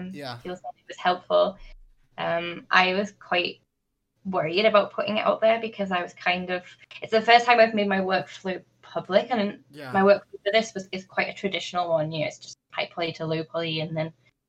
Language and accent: English; North West England, United Kingdom; my hometown, which is in the northwest of England